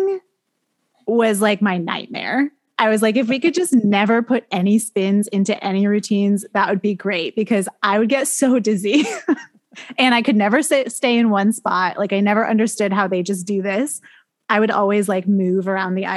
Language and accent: English; New Hampshire, United States; also born or lived in Maine / Boston; I grew up in New Hampshire. I went to college in Maine and then I moved to Boston and now I'm back in New Hampshire